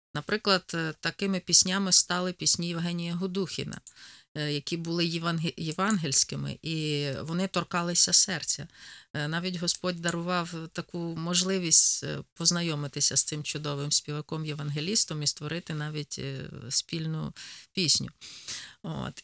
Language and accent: Ukrainian; Poltava Oblast, Ukraine; accent: Poltava; moved away as an adult; now in Rivne, Ukraine; Народилася я на Кіровоградщині, а виросла на Полтавщині.